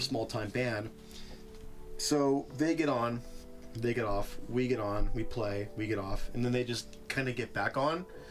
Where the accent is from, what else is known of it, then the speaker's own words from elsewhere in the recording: Ripley, West Virginia, United States; now in Oklahoma City, United States; 10 minutes from my hometown of Ripley, West Virginia